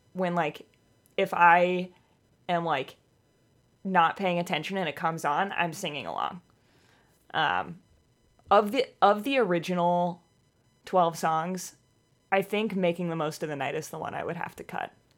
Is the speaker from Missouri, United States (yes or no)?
yes; Missouri, United States; moved away as an adult; also born or lived in Boston area; now in Boston, United States; I grew up in Missouri.